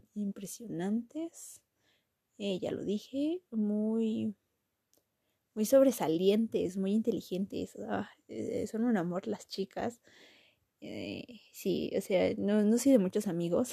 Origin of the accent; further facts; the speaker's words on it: Toluca, State of Mexico, Mexico; Soy originaria de Toluca eh, y vivo en Toluca